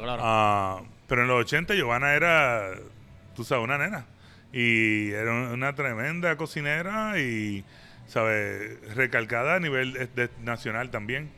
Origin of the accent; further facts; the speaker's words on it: San Juan, Puerto Rico; moved away as an adult; also born or lived in New York, United States; now in Atlanta, United States; Yo crecí yendo al hipopótamo, a, ¿cómo se llama entonces? La sidra y todo ese tipo de bakeries